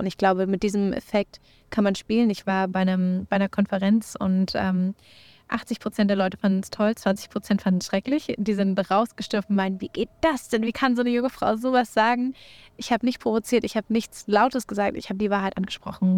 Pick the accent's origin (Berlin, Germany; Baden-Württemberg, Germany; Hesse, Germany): Berlin, Germany; Ich komme natürlich aus Berlin